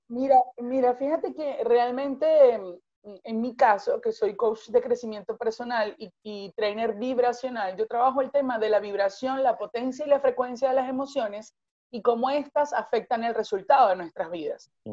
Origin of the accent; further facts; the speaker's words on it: Venezuela; yo soy venezolana